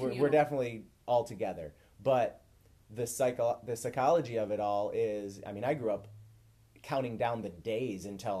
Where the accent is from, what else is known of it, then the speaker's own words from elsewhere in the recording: Midwest, United States; growing up in the Midwest